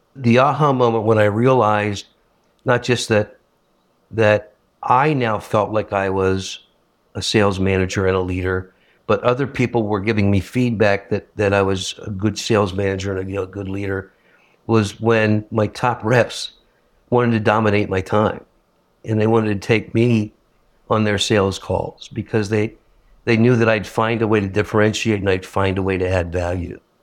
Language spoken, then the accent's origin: English; Northeast, United States; I'm from the Northeast